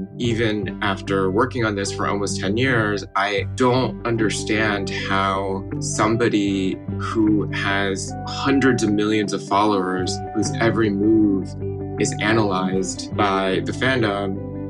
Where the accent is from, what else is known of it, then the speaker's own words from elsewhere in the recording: Midwest, United States; as a kid growing up in the Midwest, this connection to my home and my culture.